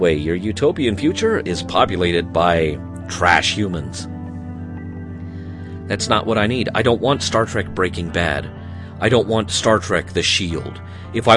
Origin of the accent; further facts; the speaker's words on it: Arkansas, United States; accent: Southern; moved away as an adult; also born or lived in Wisconsin; now in Utah, United States; I didn't originate in Utah. I came from Arkansas. And I started working in radio at a very young age in Arkansas